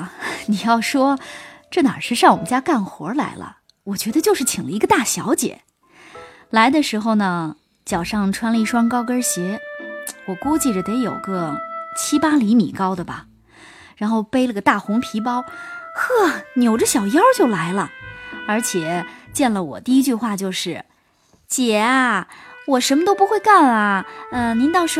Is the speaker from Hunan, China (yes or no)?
yes; Hunan, China; 我们一家子都是从湖南来的，当然在这边住了很多年了，但实际上我们全家人还是都爱吃辣的